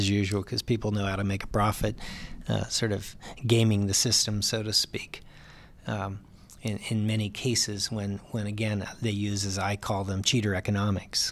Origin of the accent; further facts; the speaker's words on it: West Virginia, United States; also born or lived in Ohio; now in California, United States; I grew up initially in West Virginia